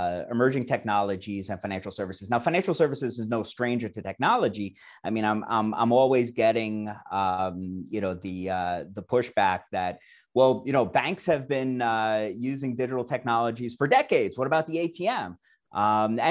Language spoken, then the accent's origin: English; New York City, New York, United States; moved away as an adult; also born or lived in I'm a New Yorker; now in Claremont, United States; I'm from the New York City area originally, got my start on Wall Street 20 years ago